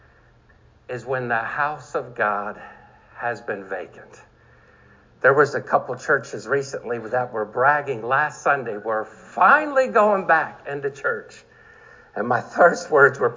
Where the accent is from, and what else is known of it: Maryland, United States